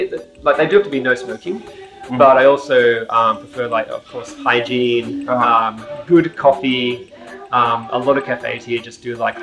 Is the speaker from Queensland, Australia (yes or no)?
no; Sydney, New South Wales, Australia; moved away as an adult; now in Tokyo, Japan; Okay, I'm from Sydney, Australia. Came here about 10 years ago after graduating university.